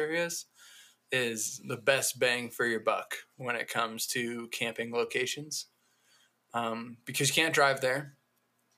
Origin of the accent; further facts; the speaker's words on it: New Hampshire, United States; now in Colorado, United States; I'm originally from New Hampshire.